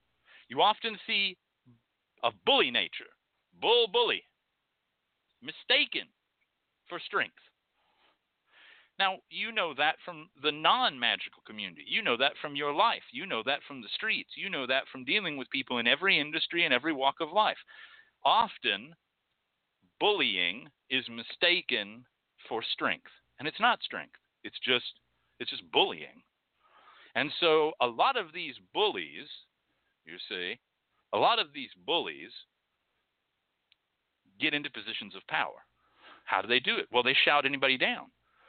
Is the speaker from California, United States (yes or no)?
no; North Carolina, United States; I come from North Carolina and we got some damn fine hoodoo.